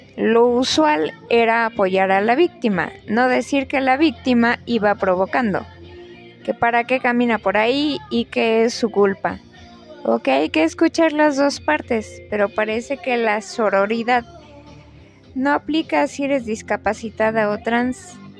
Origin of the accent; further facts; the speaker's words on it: Mexico; como buenos mexicanos